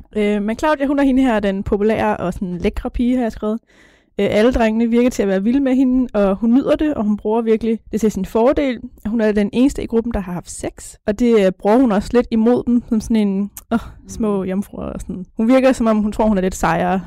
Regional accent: North Zealand, Capital Region of Denmark, Denmark; Jeg kommer fra Nordsjælland

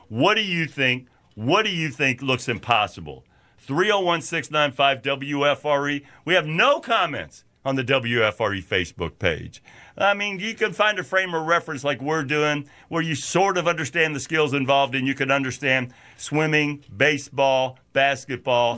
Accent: Louisville, Kentucky, United States; moved away; also born or lived in New York City; growing up in Louisville, working, putting up hay in the summertime

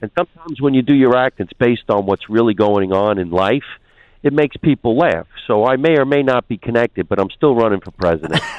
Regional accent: Union, New Jersey, United States; being a young teenager in the state of New Jersey

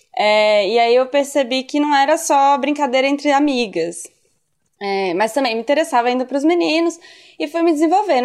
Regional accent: Brasília, Federal District, Brazil; eu tenho 35 anos, sou de Brasília

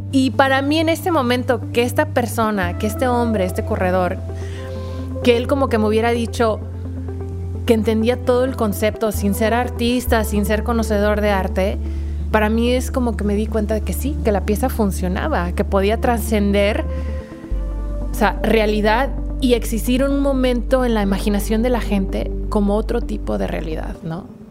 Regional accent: Tampico, Tamaulipas, Mexico; yo soy de México, yo, yo vengo de Tampico, Tamaulipas

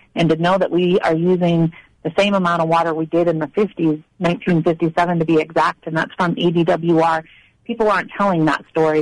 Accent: Maine, United States; moved away as an adult; now in Arizona, United States; I was born and raised in Maine

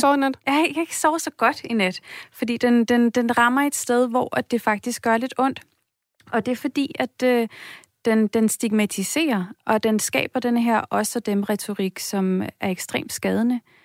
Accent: Denmark

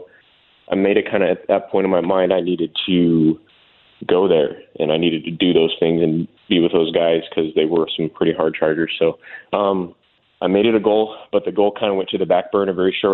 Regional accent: Tucson, Arizona, United States; moved away as an adult; I was born and raised in Tucson, Arizona

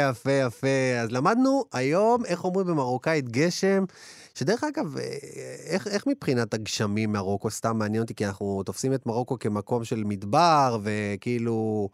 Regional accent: Ashdod, Southern District, Israel; אני מאשדוד

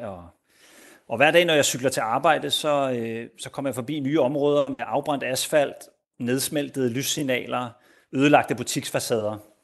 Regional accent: Denmark; now in Spain

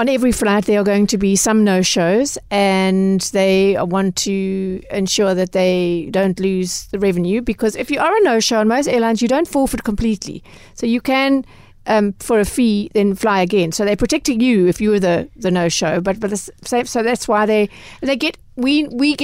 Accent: South Africa; us as South African consumers

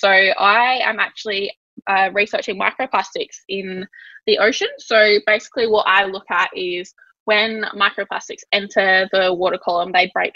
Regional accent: Yorke Peninsula, South Australia, Australia; I grew up on the York Peninsula in a little coastal town. It's a fishing town.

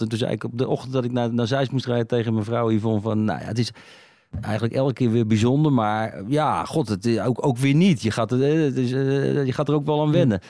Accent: Netherlands; Ik ben Nederlander

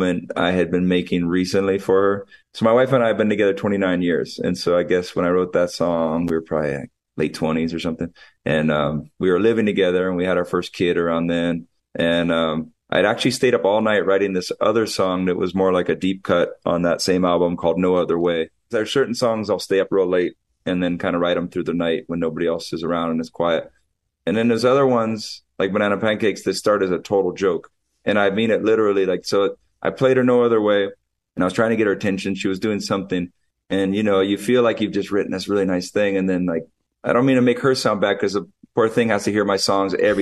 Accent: Hawaii, United States; also born or lived in Santa Barbara, California; I'm right at my house growing up in Hawaii

